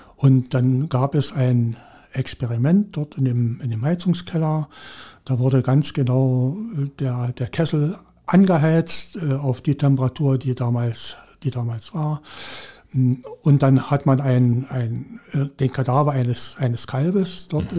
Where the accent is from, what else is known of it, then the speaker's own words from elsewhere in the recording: Saxony, Germany; moved away; also born or lived in Brandenburg / Hoyerswerda; Ich bin gebürtiger jetzt Sachse